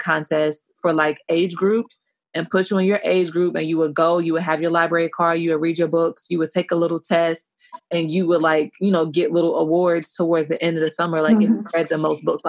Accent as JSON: {"language": "English", "country": "United States", "tie": "born or raised there", "moved": "yes", "said": "where I grew up in Washington, shit was OD white"}